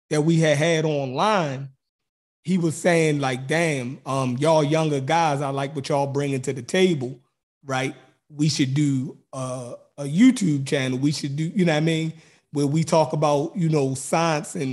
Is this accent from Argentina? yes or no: no; Baltimore, Maryland, United States; accent: Baltimore; he automatically knew I was from Baltimore by my accent. So um, and we actually grew up in the same neighborhood and knew a lot of the same people.